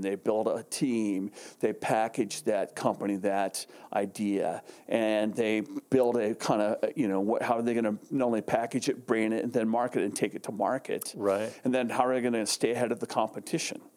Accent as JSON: {"language": "English", "town": "Carlsbad", "region": "California", "country": "United States", "tie": "born or raised there", "also_born_or_lived": "Arizona", "said": "I grew up in San Diego, uh, actually Carlsbad to be exact"}